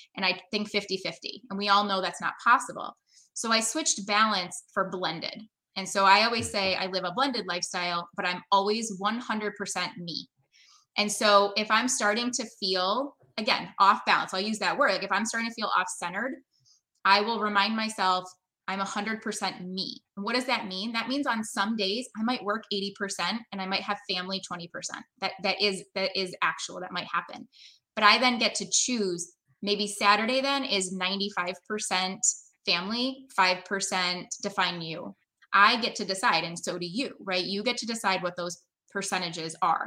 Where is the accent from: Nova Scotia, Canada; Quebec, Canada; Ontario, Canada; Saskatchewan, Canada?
Ontario, Canada; Brampton; now in United States; I was born in Brampton outside of Toronto